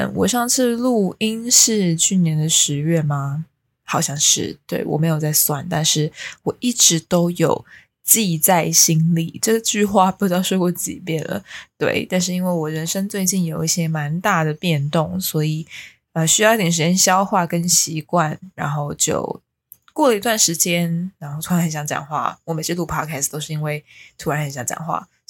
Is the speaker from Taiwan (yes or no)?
yes; New Taipei, Taiwan; moved away as an adult; now in Taipei, Taiwan; 因为我是新北人。